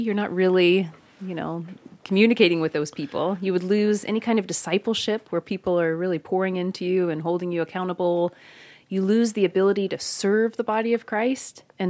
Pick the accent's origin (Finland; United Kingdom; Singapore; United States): United States; Kentucky; I'm from Kentucky, by the way.